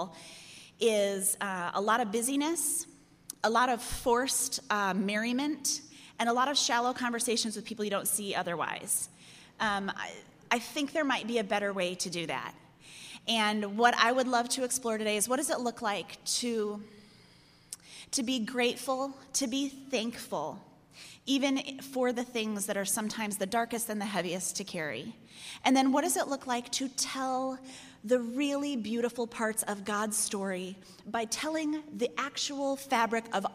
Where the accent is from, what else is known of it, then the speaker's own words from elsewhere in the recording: Chicago, Illinois, United States; I'm from Chicago